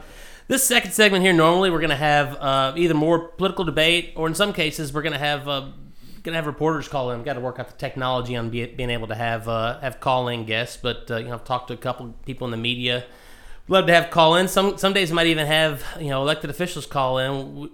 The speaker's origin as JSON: {"language": "English", "region": "Virginia", "country": "United States", "tie": "born or raised there", "also_born_or_lived": "Paducah, Kentucky", "moved": "as an adult", "lives_now": "Kentucky, United States", "said": "I was born in Kentucky, grew up in Virginia."}